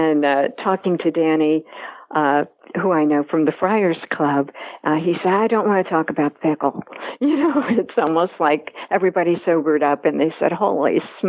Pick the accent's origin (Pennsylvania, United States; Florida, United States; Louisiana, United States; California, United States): Pennsylvania, United States; moved away; also born or lived in New York; I am a Pennsylvania girl. And as fast as I could, I went to New York.